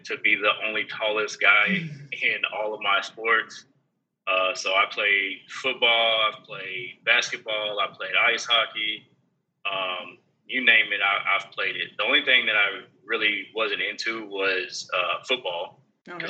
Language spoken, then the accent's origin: English; Houston, Texas, United States; born or raised there; also born or lived in Denver, Colorado / California / Georgia